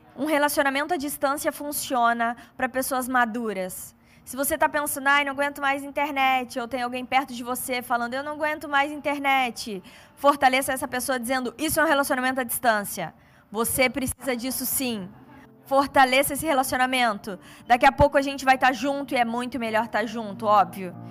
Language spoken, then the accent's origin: Portuguese; São Paulo, Brazil; eu sou paulista